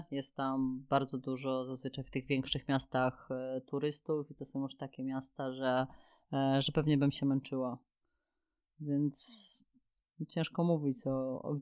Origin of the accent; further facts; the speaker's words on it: Kielce, Świętokrzyskie Voivodeship, Poland; E, wiesz co, w ostatnich latach Kielce naprawdę bardzo się rozwijają. E, ja tam, mi się tam bardzo dobrze mieszkało.